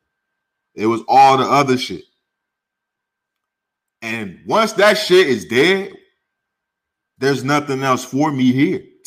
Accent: St. Louis, Missouri, United States; also born or lived in California; now in Arizona, United States; I grew up in St. Louis or when I was in California

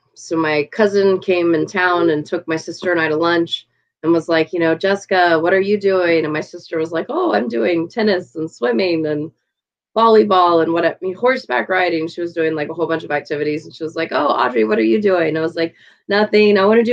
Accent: Dallas, Texas, United States; I'm from Dallas, Texas.

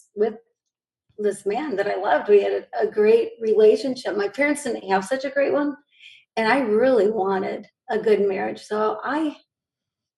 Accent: Grand Rapids, Michigan, United States; this is where I grew up

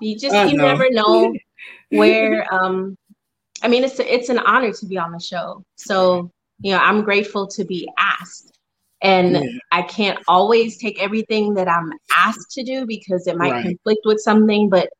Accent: Spanish Town, Surrey, Jamaica; also born or lived in New York; I lived in New York for a few years. So I've been bouncing all over, but I am from originally. I'm from Spanish Town, Jamaica.

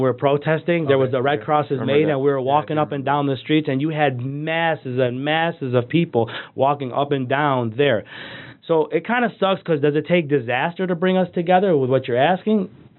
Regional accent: West Bloomfield, Michigan, United States; we grew up in West Bloomfield.

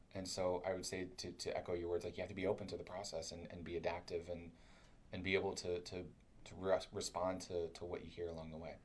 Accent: Kentucky, United States; I'm from Kentucky, so I talk I talk funny

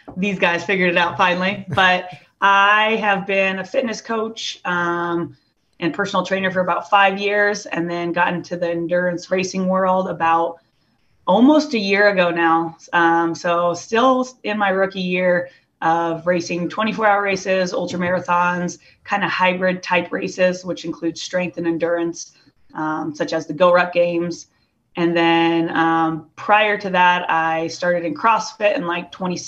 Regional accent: Iowa, United States; I grew up in Iowa

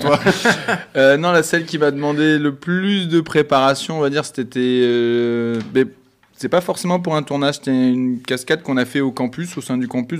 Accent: Bordeaux, Nouvelle-Aquitaine, France; Moi, je suis de Bordeaux.

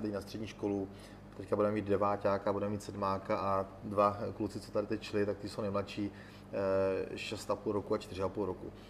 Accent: Olomouc Region, Czechia; opravdu tento region je můj, můj rodný region.

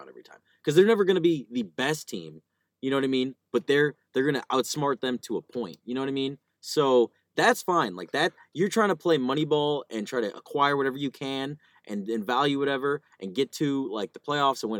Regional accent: Chicago, Illinois, United States; as a kid growing up in Chicago

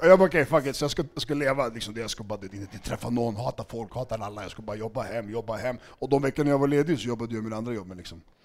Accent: Stockholm, Stockholm County, Sweden; also born or lived in Segertorp, Huddinge; Jag är uppvuxen i Skärholmen

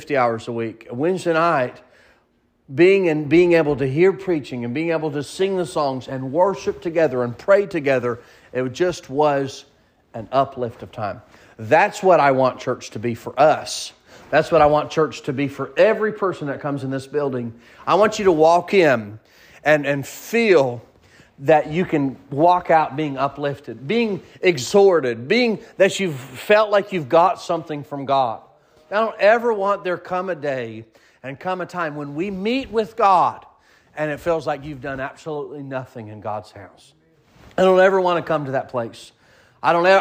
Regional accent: the South, United States; accent: southern; I have probably a southern slang a little bit

